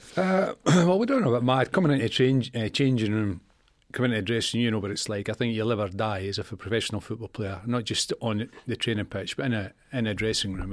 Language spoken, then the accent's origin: English; Scotland, United Kingdom; moved away; also born or lived in Leeds; I came down from Leeds, uh, two Leeds from Scotland